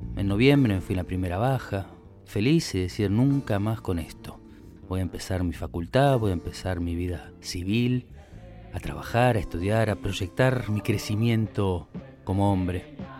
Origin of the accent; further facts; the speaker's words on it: Villa Ballester, Buenos Aires Province, Argentina; Nací en Villa Ballester, un 26 de agosto, hijo de José, de Susana, hermano de Liliana, una hermana dos años mayor.